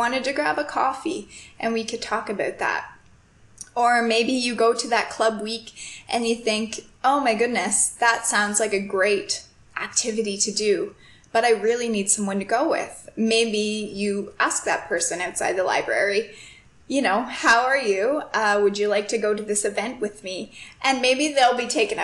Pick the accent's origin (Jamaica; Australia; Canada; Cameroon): Canada; moved away as an adult; also born or lived in Toronto; my first few years in university, I stayed in my hometown, so I lived with my family